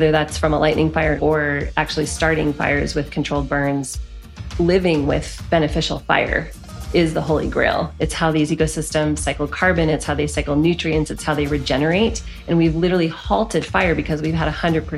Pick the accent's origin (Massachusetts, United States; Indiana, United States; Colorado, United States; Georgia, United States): Colorado, United States; Boulder; also born or lived in Telluride, Colorado; I am originally from Boulder, Colorado, born and raised